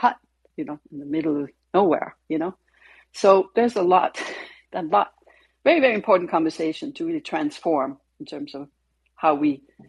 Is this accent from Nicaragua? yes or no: no; Copenhagen, Capital Region of Denmark, Denmark; I'm Danish, as you know, Francine. And, you know, I was brought up in Copenhagen.